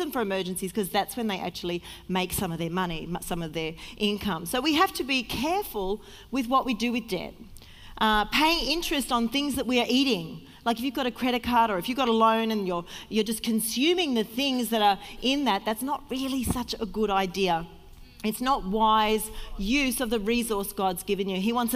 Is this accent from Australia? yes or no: yes; Sydney, New South Wales, Australia; moved away as an adult; also born or lived in Victoria, Australia; now in Melbourne, Australia; I was from Sydney, and I had a good job